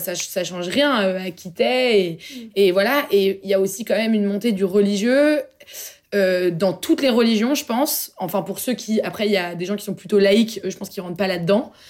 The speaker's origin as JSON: {"language": "French", "town": "Paris", "region": "Île-de-France", "country": "France", "said": "je suis parisienne euh, en fait euh, voilà. Je suis française."}